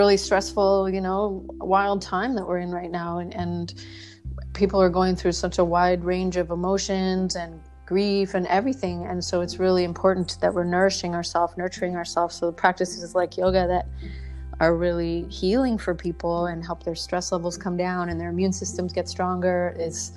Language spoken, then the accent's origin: English; Canada; moved away as an adult; also born or lived in British Columbia; now in Maui, United States; I'm originally from Canada